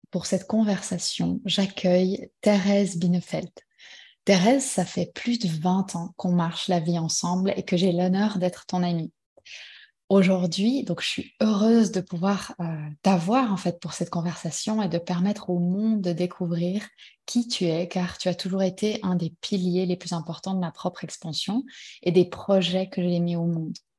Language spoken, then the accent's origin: French; Switzerland; on est suisse